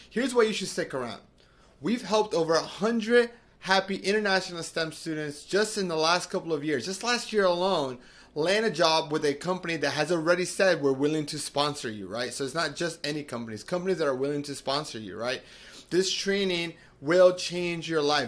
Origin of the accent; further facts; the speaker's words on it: Medellin, Antioquia, Colombia; now in United States; I'm originally from Medellin, Colombia, from South America